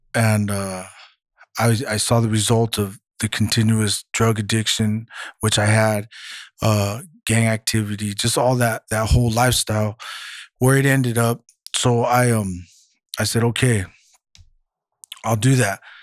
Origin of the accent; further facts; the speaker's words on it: Santa Maria, California, United States; moved away as an adult; now in Santa Barbara, United States; I'm originally from Santa Maria